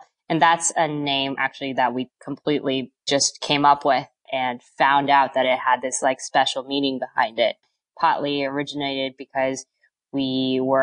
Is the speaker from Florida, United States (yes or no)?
no; East Bay, California, United States; we're both from the East Bay